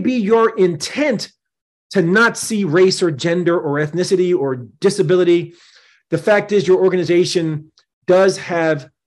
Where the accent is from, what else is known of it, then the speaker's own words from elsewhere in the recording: New Jersey, United States; here in my home state of New Jersey